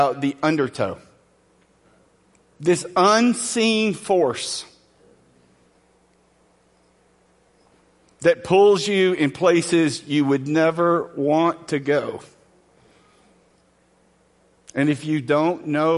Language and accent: English; Angleton, Texas, United States; I grew up in Southwest Texas, in a small town southwest of Houston called Angleton.